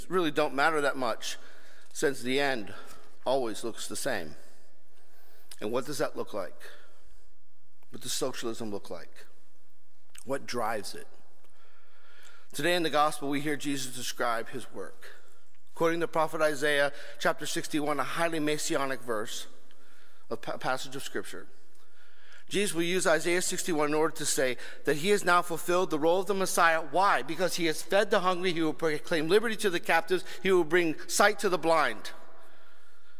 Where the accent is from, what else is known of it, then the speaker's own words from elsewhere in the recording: United States; Here we are as an American people